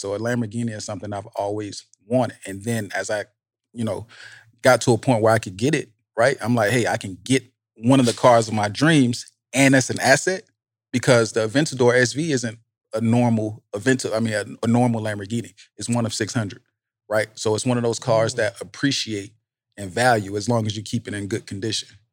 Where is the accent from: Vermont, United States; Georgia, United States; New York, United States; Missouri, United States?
Georgia, United States; Savannah; I grew up in Savannah, right? So I'm from the projects